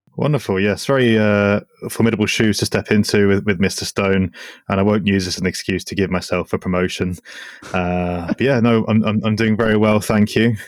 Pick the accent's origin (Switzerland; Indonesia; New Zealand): Switzerland; growing up in Switzerland